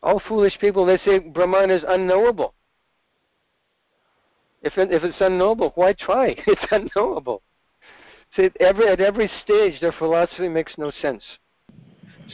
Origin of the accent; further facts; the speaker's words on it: Oregon, United States; I grew up in Oregon